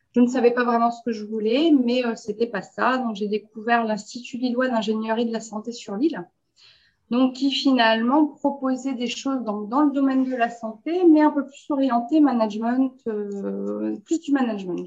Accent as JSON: {"language": "French", "country": "Belgium", "also_born_or_lived": "France", "said": "je suis belge"}